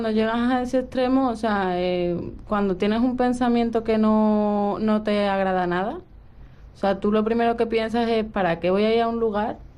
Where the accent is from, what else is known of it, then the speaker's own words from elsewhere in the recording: Spain; also born or lived in Russia; De Rusia.